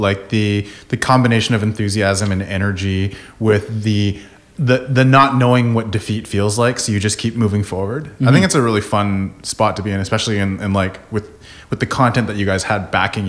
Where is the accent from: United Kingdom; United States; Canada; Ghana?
Canada; So as Canadians, you're like, oh, I have a chance. Totally. That's sort of the mentality that we have as Canadian filmmakers.